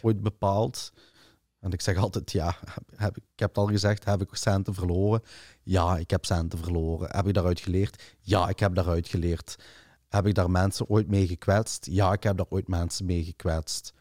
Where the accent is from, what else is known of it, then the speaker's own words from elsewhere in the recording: Limburg, Flanders, Belgium; ik ben van Limburg en ik ben er kei trots op